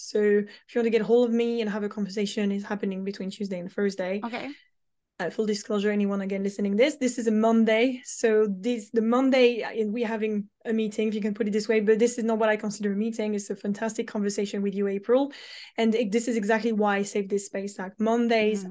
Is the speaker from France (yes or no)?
yes; France; moved away as an adult; now in London, United Kingdom